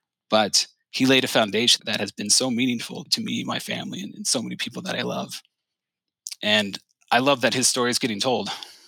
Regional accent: Cincinnati, Ohio, United States; I grew up in Cincinnati. It's my home. The city gave me a home. It's where I met my wife. It gave me my family. I went to school at the University of Cincinnati.

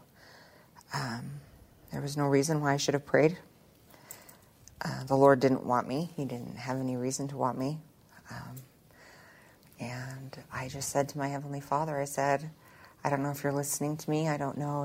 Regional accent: Roosevelt, Utah, United States; also born or lived in Salt Lake City / Ogden; I'm from Roosevelt, and I have this little podunk town out in the middle of nowhere

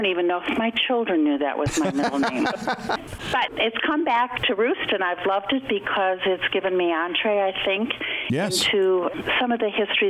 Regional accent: Detroit, Michigan, United States; moved away; I was back in the Detroit area, which is my hometown

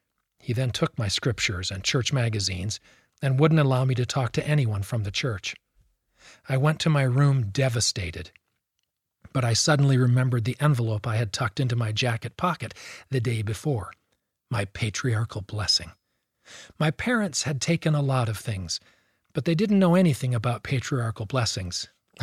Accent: Fontana, California, United States; born there; I was born in Fontana, California.

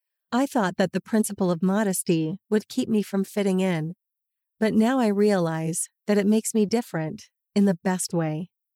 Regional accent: Colombia; English is a second language; and so different from the small city I grew up in back in Colombia.

